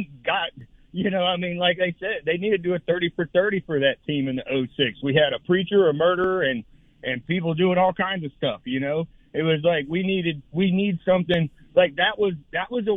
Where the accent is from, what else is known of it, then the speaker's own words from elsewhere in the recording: Gainesville, Florida, United States; I was born and raised in Gainesville